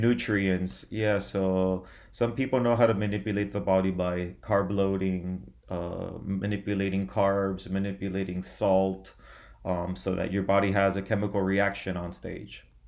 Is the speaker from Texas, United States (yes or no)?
no; Miami, Florida, United States; I was born in Miami, Florida. I've lived in Miami my whole life, my whole life